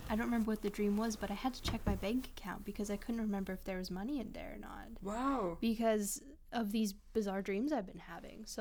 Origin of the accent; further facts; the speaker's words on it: Milk River, Alberta, Canada; you get this the wind coming right off the mountains because so close to the mountains there, and uh, just like rushing across the prairie.